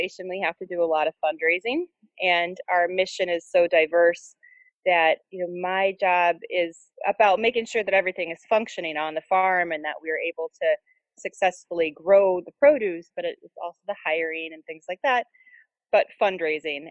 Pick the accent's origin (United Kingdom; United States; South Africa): United States; Portland, Oregon; moved away as an adult; now in Syracuse, United States; I'm actually from Portland, Oregon